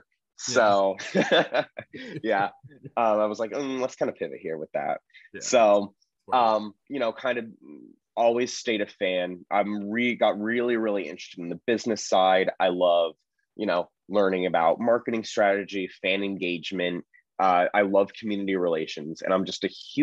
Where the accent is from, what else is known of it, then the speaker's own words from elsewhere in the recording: Berkeley, California, United States; moved away as an adult; also born or lived in Los Angeles, United States / Marin County, United States; now in Philadelphia, United States; I grew up partly in LA, partly in the Bay Area, lived in Berkeley for a long, long time, spent my most formidable years there.